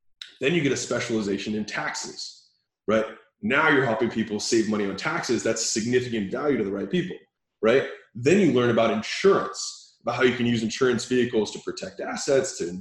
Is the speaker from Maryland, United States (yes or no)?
yes; Baltimore, Maryland, United States; moved away as an adult; also born or lived in Huntington Beach, California; I was from Baltimore, Maryland